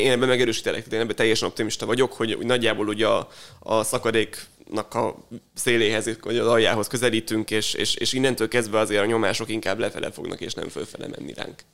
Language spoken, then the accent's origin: Hungarian; Hungary; magyarok vagyunk